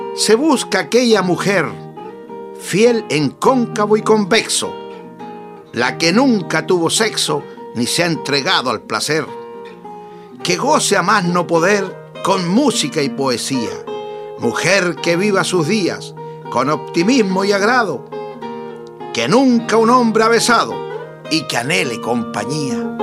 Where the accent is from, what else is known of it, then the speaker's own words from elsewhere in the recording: Sauzal, Maule, Chile; En Sausal, mi pueblo natal